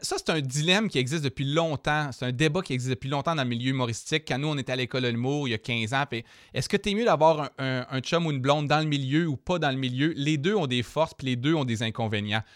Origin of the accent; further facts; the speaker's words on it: Jonquière, Quebec, Canada; quand j'étais jeune, moi justement au Saguenay